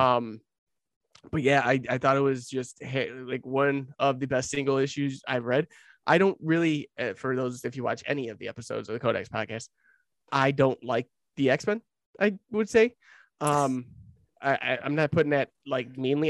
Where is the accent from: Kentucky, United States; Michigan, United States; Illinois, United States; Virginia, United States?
Illinois, United States; Lockport; moved away; my old hometown of Lockport, Illinois